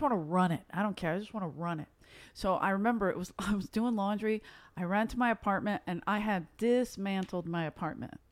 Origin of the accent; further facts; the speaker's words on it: Philadelphia, Pennsylvania, United States; now in Los Angeles, United States; originally I'm from South Philly